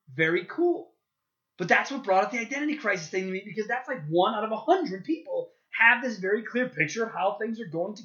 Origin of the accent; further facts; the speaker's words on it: Chicago, Illinois, United States; I'm a Chicagoan